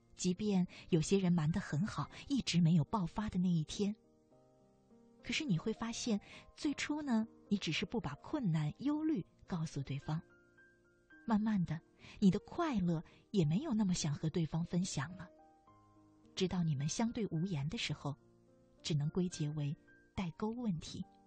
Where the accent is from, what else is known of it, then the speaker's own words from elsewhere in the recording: China; 我们中国人